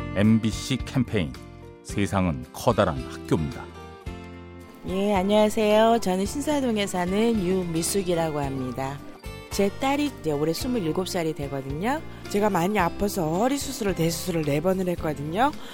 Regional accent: Andong, North Gyeongsang, South Korea; 저는 경북 안동 일찍에서 온

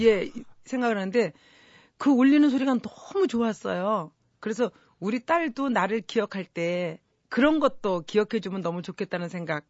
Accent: South Korea; 저는 제가 대한민국에서 태어나고 대한민국에서 자랐지만

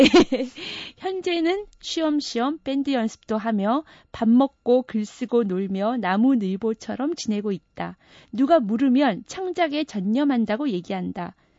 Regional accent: Busan, South Korea; now in Seoul, South Korea; 저는 부산에서 자랐기 때문에

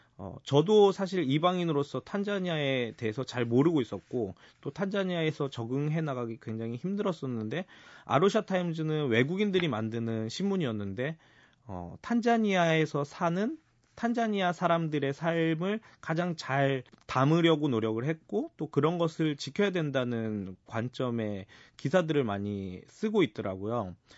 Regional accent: Seoul, South Korea; 저는 어, 서촌에서 태어나고 자라서 서촌 토박이로서

